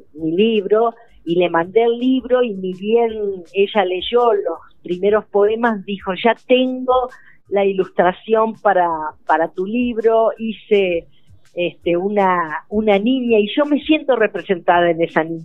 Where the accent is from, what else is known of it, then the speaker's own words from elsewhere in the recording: Entre Ríos, Argentina; moved away as an adult; now in Chubut, Argentina; Entre Ríos porque, bueno, es mi tierra natal